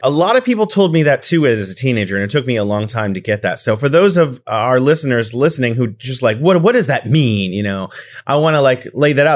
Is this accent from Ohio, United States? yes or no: no; California, United States; now in Wuhan, China; I'm originally from California, but I'm living here in beautiful Wuhan, China